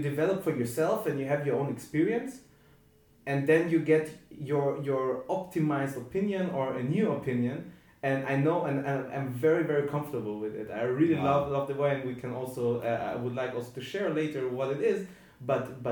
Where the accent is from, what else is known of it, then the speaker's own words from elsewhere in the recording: Vienna, Austria; I grew up in Vienna.